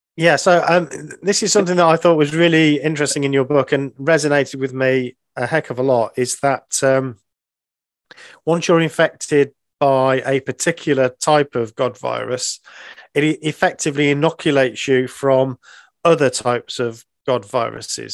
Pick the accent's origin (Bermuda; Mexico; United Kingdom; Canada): United Kingdom; England; being English